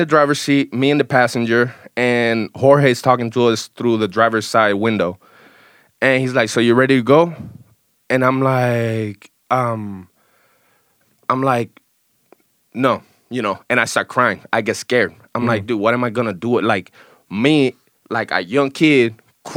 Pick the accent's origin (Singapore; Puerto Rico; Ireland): Puerto Rico; Bayamón; moved away; also born or lived in Juncos, Puerto Rico / Gurabo, Puerto Rico / Canóvanas, Puerto Rico; So I'm from Puerto Rico